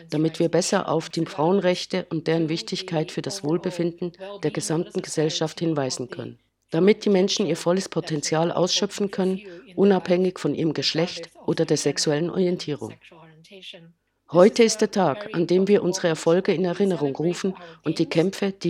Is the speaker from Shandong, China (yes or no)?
no; Beijing, China; German is a second language; spreche zu euch aus meiner Heimatstadt Peking in China.